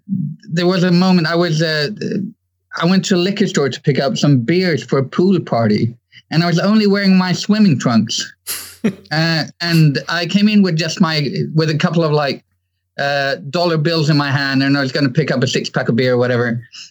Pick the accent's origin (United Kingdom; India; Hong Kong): Hong Kong; born there; Well, my first memories of music is kind of easy because as I was born in Hong Kong